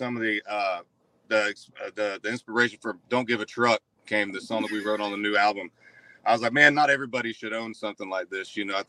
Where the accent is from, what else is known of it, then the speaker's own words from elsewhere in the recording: Central Florida, United States; Yeah, I grew up in Central Florida